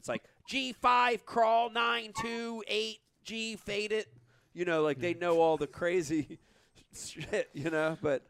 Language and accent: English; New Jersey, United States; Ah, I'm from New Jersey.